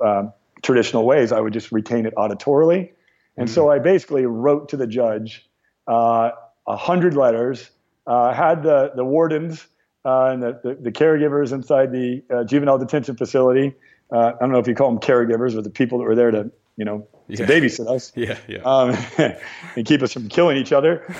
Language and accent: English; Ventura County, California, United States; also born or lived in Torrance, California; I was born in Torrance and grew up in uh, Ventura County, which is just about 30, mi- 30 minutes outside of the heart of, uh, of, the heart of Los Angeles.